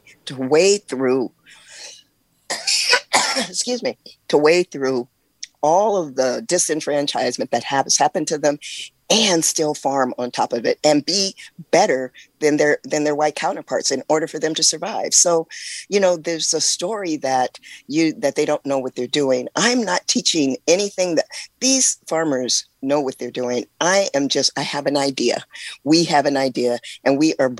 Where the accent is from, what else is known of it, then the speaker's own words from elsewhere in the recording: California, United States; moved away as an adult; also born or lived in Oakland, California; now in Mississippi, United States; I am from California, born and raised in California, and I was currently living in Oakland